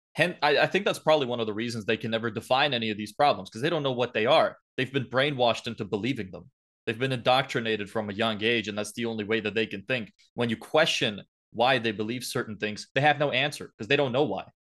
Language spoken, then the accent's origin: English; Lithuania; now in Ireland; I wasn't born here. Uh originally I'm from Lithuania, so Eastern Europe